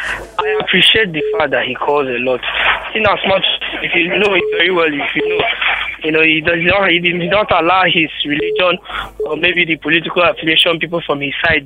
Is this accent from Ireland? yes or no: no; Nigeria